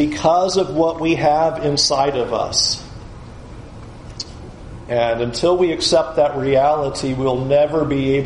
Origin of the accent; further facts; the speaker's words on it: San Diego, California, United States; moved away as an adult; also born or lived in Tampa; I grew up in San Diego